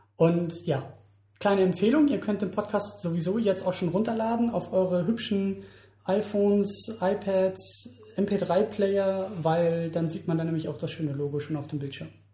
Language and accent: German; Germany; für uns als Deutsche